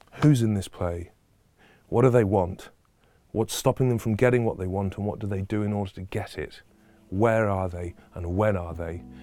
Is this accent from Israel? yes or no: no; Stockport, North West England, United Kingdom; a girl from Stockport, which is my hometown, a suburb of Manchester